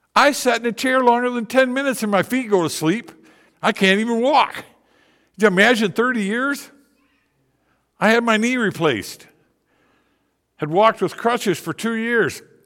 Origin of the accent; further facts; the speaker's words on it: Indian River, Michigan, United States; moved away; also born or lived in Tennessee; I'm a Michigander. I'm a troll. I'm from Indian River, Michigan.